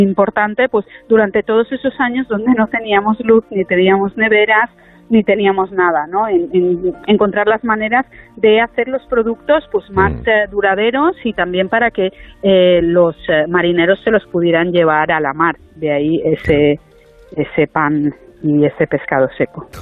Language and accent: Spanish; Formentera, Balearic Islands, Spain; also born or lived in Germany; no nací aquí porque mi madre fue una de esas hippies de las que hablabais antes, que vino a Formentera, que se enamoró de mi padre y que nunca más se fue. Entonces nací en Alemania casi porque mi madre estaba de visita allí, pero he pasado toda la vida aquí